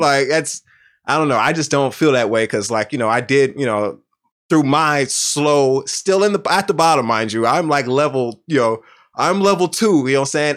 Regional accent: Houston, Texas, United States; I'm from Southwest Houston

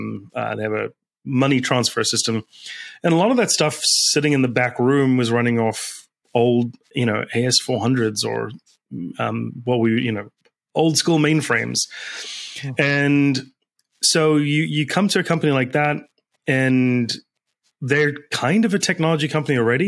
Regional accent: South Africa; now in United States; I grew up in South Africa.

